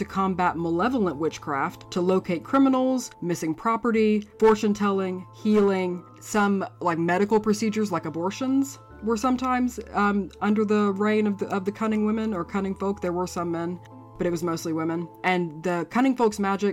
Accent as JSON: {"language": "English", "country": "United States", "said": "I'm American"}